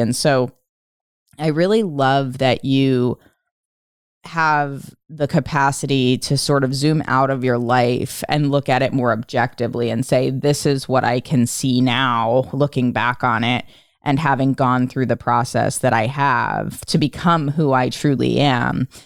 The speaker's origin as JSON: {"language": "English", "town": "Philadelphia", "region": "Pennsylvania", "country": "United States", "tie": "born or raised there", "moved": "yes", "said": "having grown up outside of Philadelphia in the suburbs"}